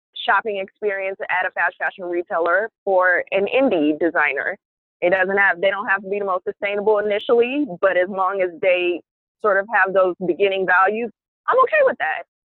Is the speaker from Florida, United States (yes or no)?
no; Oakland, California, United States; moved away as an adult; now in Brooklyn, United States; I am from Oakland, California. I reside, however, in Brooklyn, New York.